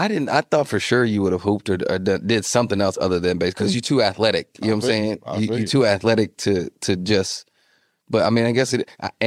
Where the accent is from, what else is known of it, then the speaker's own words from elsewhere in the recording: Nashville, Tennessee, United States; growing up in Nashville, man, you know, it would be so cool to stay and play in Nashville.